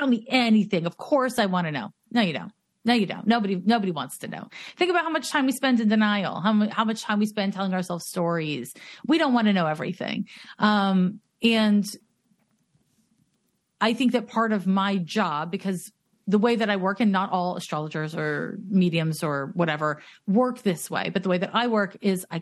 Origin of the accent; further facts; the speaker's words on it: Montreal, Quebec, Canada; now in Oakland, United States; I'm from Montreal